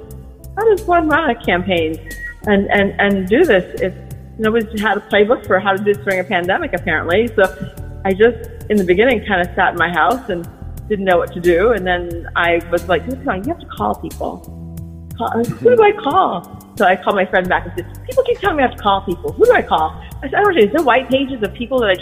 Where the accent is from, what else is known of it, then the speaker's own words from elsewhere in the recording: Maui, Hawaii, United States; also born or lived in Brooklyn; now in New York City, United States; I'm originally from Maui, Hawaii. I moved to New York almost 30 years ago